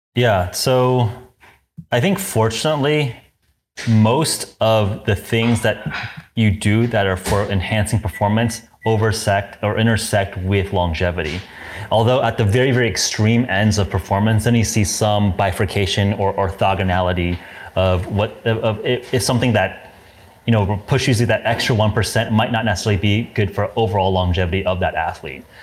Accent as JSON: {"language": "English", "region": "Southern California", "country": "United States", "tie": "born or raised there", "said": "I grew up in Southern California"}